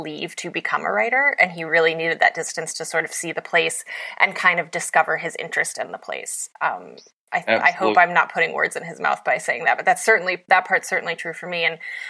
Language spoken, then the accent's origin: English; West Virginia, United States; moved away as an adult; also born or lived in New York; I grew up in West Virginia and I moved to New York